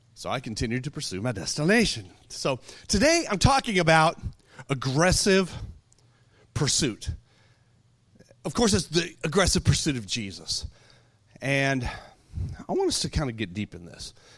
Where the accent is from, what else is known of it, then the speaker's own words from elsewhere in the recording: Texas, United States; I'm a Texan too. I know how to talk